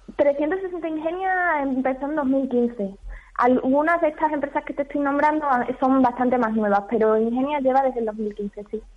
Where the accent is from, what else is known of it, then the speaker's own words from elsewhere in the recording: Don Álvaro, Extremadura, Spain; Yo soy de Don Álvaro